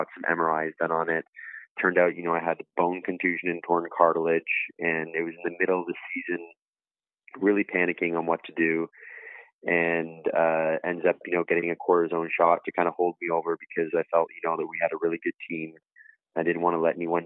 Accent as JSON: {"language": "English", "country": "Canada", "tie": "born or raised there", "said": "growing up in Canada and North America"}